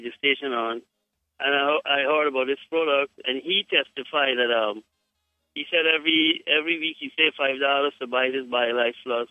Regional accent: Guyana; I am from Guyana

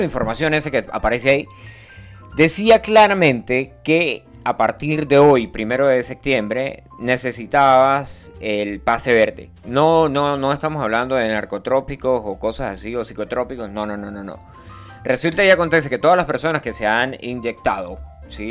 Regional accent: Venezuela; also born or lived in Colombia; now in Italy; yo soy de Venezuela, pana, del Yauri.

